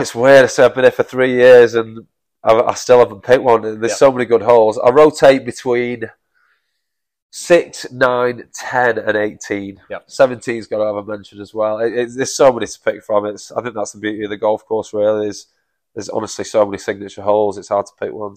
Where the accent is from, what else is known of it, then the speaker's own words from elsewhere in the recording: Manchester, North West England, United Kingdom; moved away as an adult; now in King Island, Australia; I'm from Manchester originally